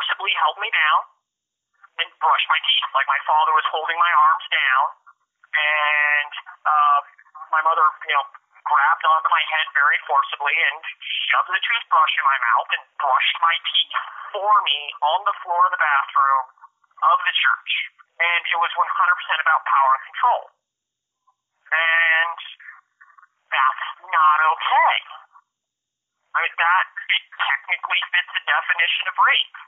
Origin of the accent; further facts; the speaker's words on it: Spokane, Washington, United States; also born or lived in Priest River, Idaho; it was third grade that we moved from Priest River, Idaho to Spokane, Washington